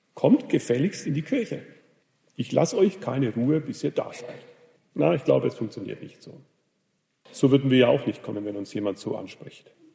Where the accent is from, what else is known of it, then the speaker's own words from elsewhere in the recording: Germany; in Rodenburg, wo ich herkomme